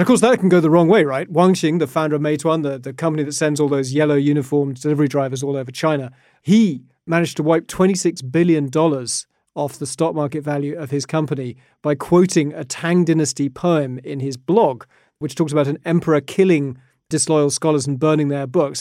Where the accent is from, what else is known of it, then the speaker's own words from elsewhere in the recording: United Kingdom; as a British kid, you do learn poetry